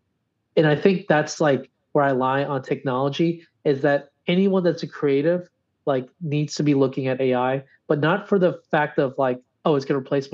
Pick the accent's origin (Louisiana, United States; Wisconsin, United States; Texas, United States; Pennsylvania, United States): Louisiana, United States; my home state